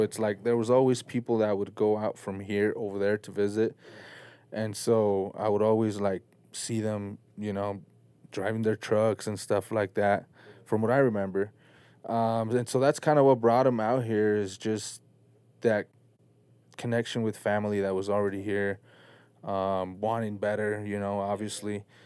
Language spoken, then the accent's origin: English; Salt Lake City, Utah, United States; also born or lived in Mexico City, Mexico; grew up in Salt Lake City. Uh, I was born in Mexico, Mexico City.